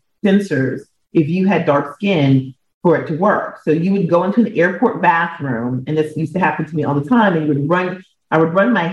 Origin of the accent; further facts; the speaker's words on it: Minneapolis, Minnesota, United States; moved away; also born or lived in New York City; I grew up in Minneapolis, Minnesota